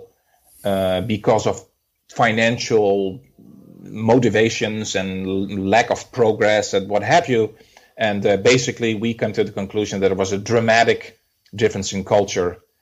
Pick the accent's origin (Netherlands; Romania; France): Netherlands; moved away as an adult; also born or lived in Venezuela; now in Atlanta, United States; originally I'm from the Netherlands